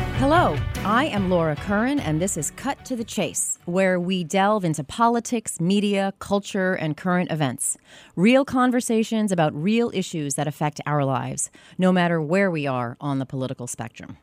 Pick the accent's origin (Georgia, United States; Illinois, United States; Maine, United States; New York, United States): New York, United States; Baldwin; my hometown of Baldwin